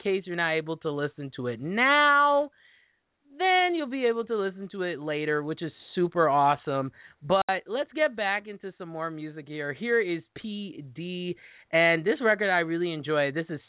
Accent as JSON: {"language": "English", "region": "Midwest", "country": "United States", "accent": "Midwesterner", "lives_now": "Wisconsin, United States", "said": "the weather here in Wisconsin, I know that's my horrible Midwesterner accent right there."}